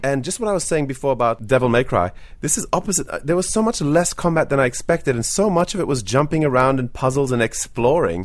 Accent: Australia; as an Australian

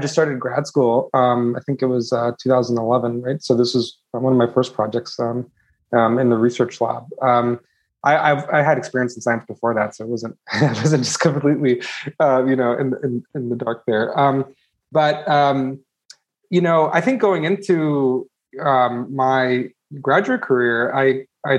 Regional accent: California Bay Area, United States; I grew up actually in the California Bay Area. It's called Silicon Valley

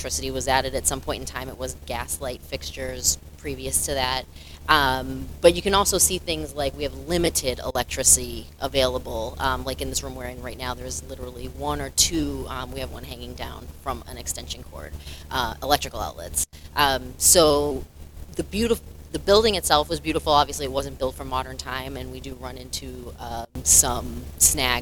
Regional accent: Lynn, Massachusetts, United States; also born or lived in Revere, Massachusetts / Florida; I'm from Lynn for the most part. When I was born, my parents lived in Revere, but we moved here within 4 years of that.

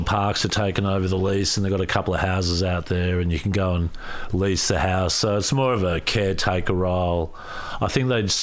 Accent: Ferntree Gully, Victoria, Australia; also born or lived in Mallacoota / Dandenongs; now in Torquay, Australia; I was born here in Australia

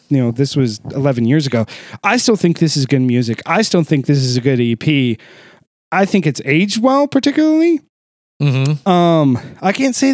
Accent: just outside Dayton, Ohio, United States; I was born just outside Dayton, Ohio

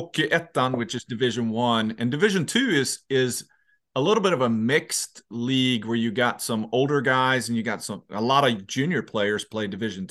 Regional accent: Sweden; I grew up in Sweden

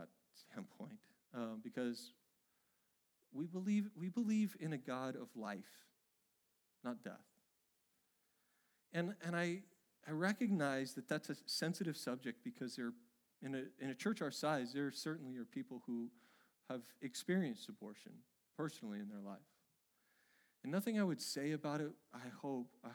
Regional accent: Oregon, United States; my home state of Oregon

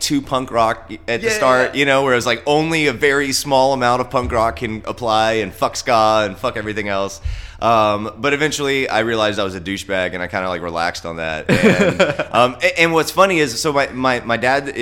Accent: Texas, United States; moved away as an adult; also born or lived in Austin, Texas / Denver, Colorado; I grew up in Texas, but it's never really felt like home to me

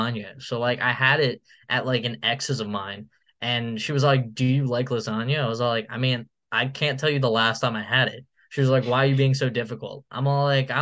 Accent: New Jersey, United States; I'm from Jersey

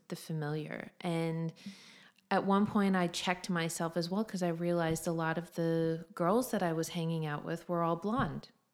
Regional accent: United States; moved away as an adult; now in Australia; as an American

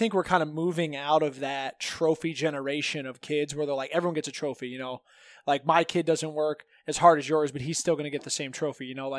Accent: Green, Ohio, United States; I grew up in Green, Ohio. You know, it's a really nice suburb.

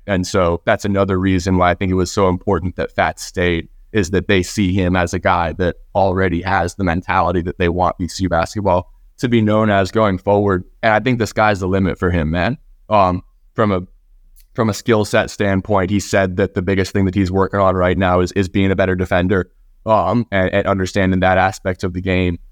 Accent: Norfolk, Virginia, United States; I grew up in Norfolk, and my mom teaches at O D U

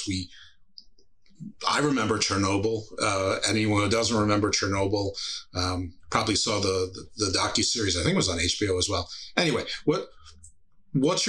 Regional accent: New York, United States; I grew up in New York

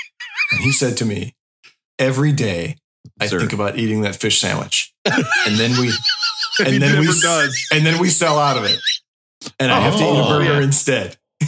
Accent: Iowa, United States; I'm from Iowa

